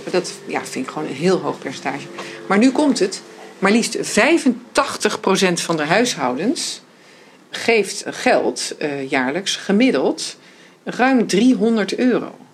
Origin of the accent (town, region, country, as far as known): Netherlands